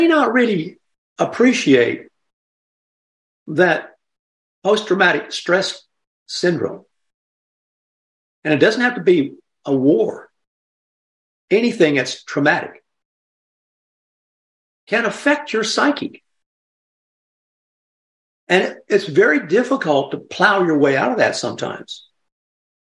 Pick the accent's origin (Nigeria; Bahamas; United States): United States; the South; also born or lived in Gainesville; as a Southerner